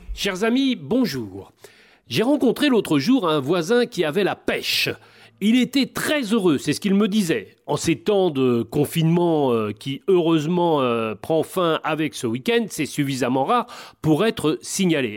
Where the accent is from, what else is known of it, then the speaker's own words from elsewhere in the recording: Normandy, France; Chez nous, en Normandie